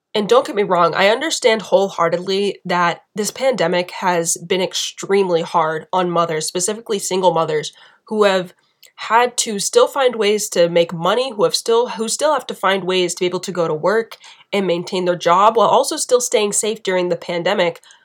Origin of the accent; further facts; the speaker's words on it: United States; being an American